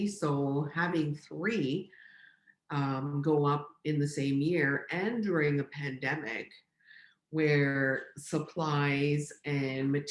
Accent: Chapleau, Ontario, Canada; moved away as an adult; now in Sault Ste. Marie, Canada; I was born and raised in Chapleau

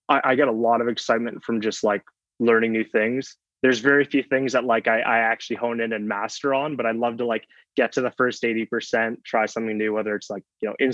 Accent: Mississauga, Ontario, Canada; also born or lived in Waterloo; I grew up in Mississauga, or around just outside of Toronto, you know, 30, 40 minutes outside of Toronto

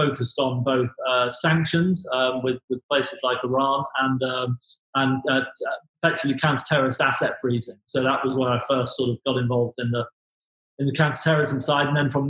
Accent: Grimsby, Yorkshire and the Humber, United Kingdom; My family's from Grimsby, but if I'm speaking to most people, my family are from Lincolnshire. So it sounds posh.

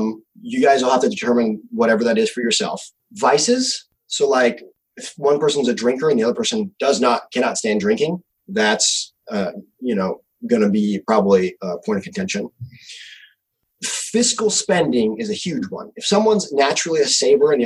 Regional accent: Missouri, United States; moved away as an adult; also born or lived in California; I actually moved away from California back to my home state of Missouri.

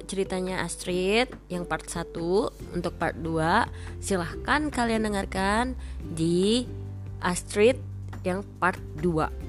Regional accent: Bali, Indonesia; karena gue orang Bali

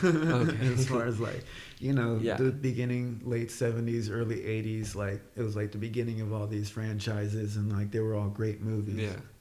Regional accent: Texas, United States; I'm from Texas

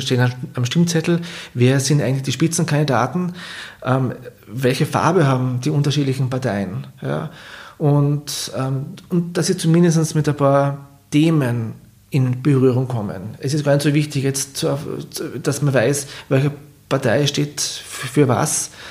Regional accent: Klagenfurt, Carinthia, Austria; born or raised there

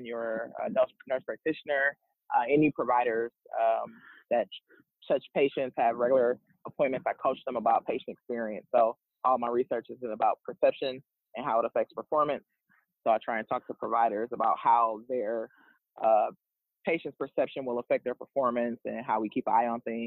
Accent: Milwaukee, Wisconsin, United States; moved away; I'm from Milwaukee, Wisconsin, born and raised

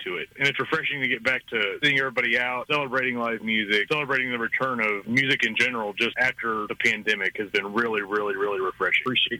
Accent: Sedalia, Missouri, United States; moved away as an adult; now in Lawrence, United States; I started my musical journey in Sedalia, Missouri, my hometown.

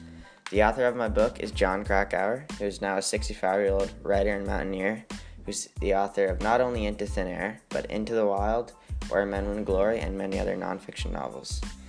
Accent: Newfoundland and Labrador, Canada; born there; now in Waverly, Canada; I'm 15 years old, I was born on October 24th, 2003 in Newfoundland, but I'm now currently a resident of Waverly, Nova Scotia in a small community called Spider Lake.

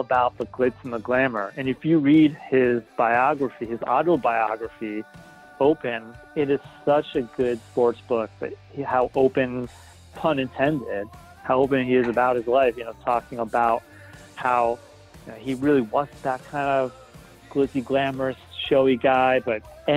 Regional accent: New England, United States; growing up in New England

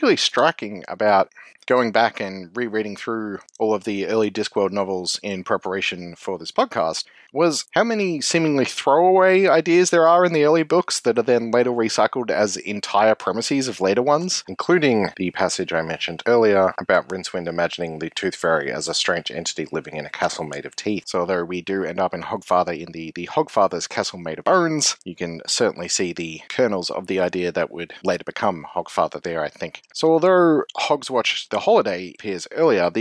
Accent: Australia; as an Australian

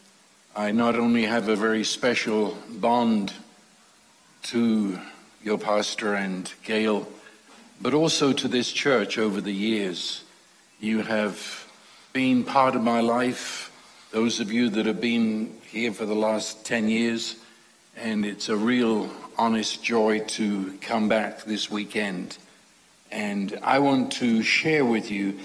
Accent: London, United Kingdom; I was raised in London during World War II.

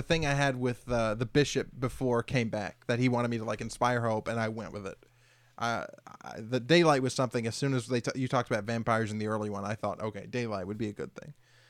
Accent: Tennessee, United States; I'm from Tennessee, where it's the South

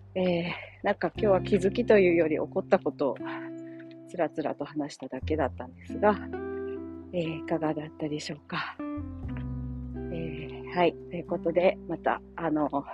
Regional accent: Oita, Japan; moved away; 私大分県出身なんですけど

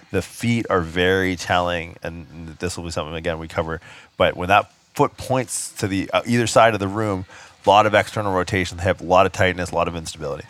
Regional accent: Canada; I get stereotyped a lot for being Canadian

